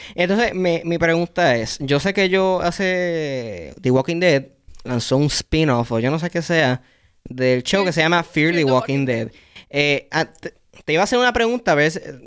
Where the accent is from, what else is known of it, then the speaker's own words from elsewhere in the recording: Puerto Rico; en mi familia, todas los que son cartoons, series graciosas y todo eso, eran en inglés, porque ya habíamos llegado al punto de cable TV, donde todos los canales, pues los, canales que te ofrecían en Puerto Rico eran de los Estados Unidos